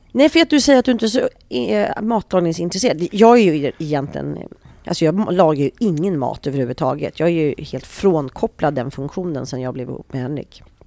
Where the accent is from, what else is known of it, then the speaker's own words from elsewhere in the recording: Sweden; vi svenskar